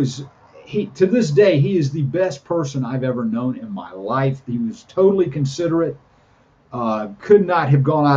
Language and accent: English; Charlotte, North Carolina, United States; I'm from Charlotte, North Carolina.